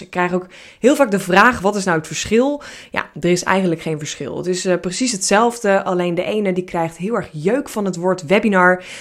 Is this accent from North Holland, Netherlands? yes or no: yes; Hilversum, North Holland, Netherlands; ik ben opgevoed en eh, eh, geboren in Hilversum